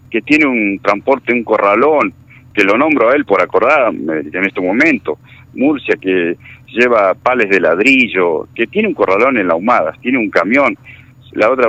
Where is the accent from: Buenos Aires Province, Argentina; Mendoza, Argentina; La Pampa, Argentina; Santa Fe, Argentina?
La Pampa, Argentina; Algarrobo del Águila; yo vivo en Algarrobo, en Algarrobo del Aire. Bien. Yo vivo en Algarrobo del Aire, yo soy, soy de acá, de Algarrobo del Aire.